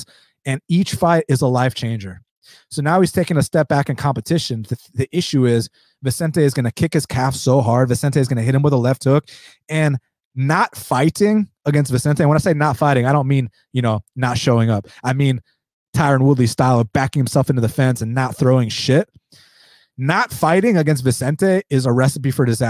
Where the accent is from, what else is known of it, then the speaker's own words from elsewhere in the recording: United States; I was born in the United States, but I am first generation American